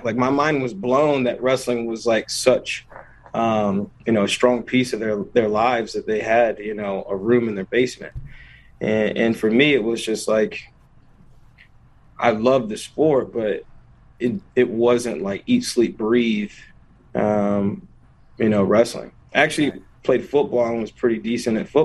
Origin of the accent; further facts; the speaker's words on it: an hour from NC State, North Carolina, United States; moved away as an adult; also born or lived in Wisconsin; I'm an hour away from my hometown right now.